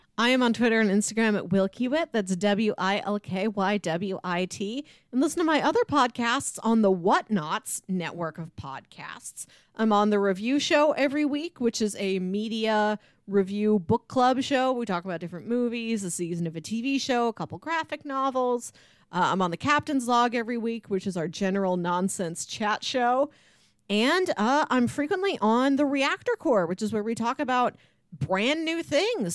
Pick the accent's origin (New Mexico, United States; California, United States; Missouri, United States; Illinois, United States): Missouri, United States; St. Louis; We're from Saint Louis.